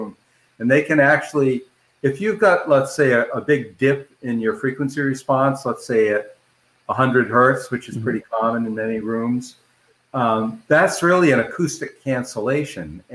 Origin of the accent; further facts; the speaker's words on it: Boston, Massachusetts, United States; I grew up in the Boston area of Massachusetts